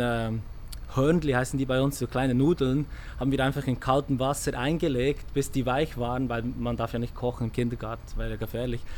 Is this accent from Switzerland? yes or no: yes; Switzerland; geboren in der Schweiz